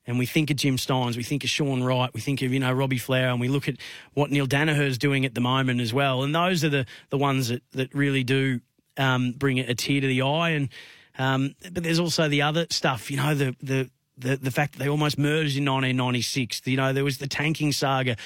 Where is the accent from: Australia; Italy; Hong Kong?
Australia; Bendigo, Victoria; my hometown of Bendigo